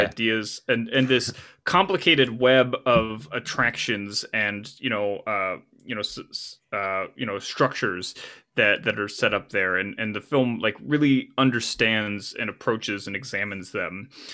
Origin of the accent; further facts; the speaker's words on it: United States; I'm an American by, by nature, uh, and that's not to say that I can't function in the world outside of my, my motherland